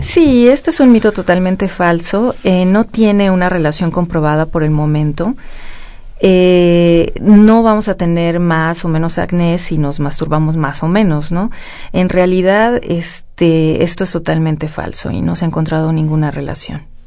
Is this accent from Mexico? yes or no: yes; Mexico; nosotros que somos mexicanos